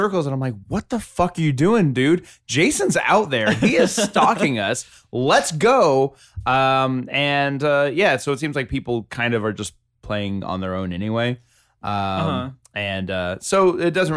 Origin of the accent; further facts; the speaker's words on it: the South, United States; I'm from the South